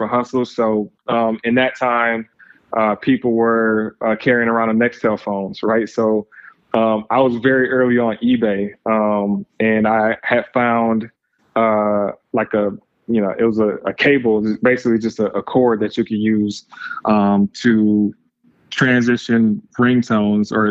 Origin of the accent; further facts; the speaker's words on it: Lansing, Michigan, United States; originally from Lansing, Michigan, small town, right around the center of Michigan, about an hour west of Detroit. So grew up there, spent my formative years there.